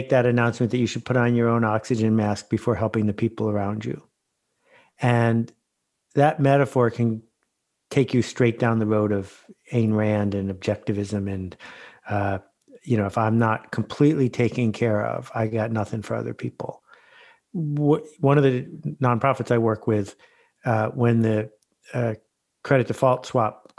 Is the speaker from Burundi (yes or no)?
no; Algonquin Park, Ontario, Canada; I'm from Algonquin Park, so not that far away